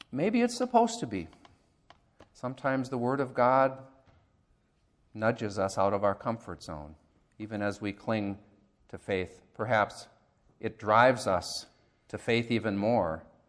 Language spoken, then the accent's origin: English; United States; as American Christians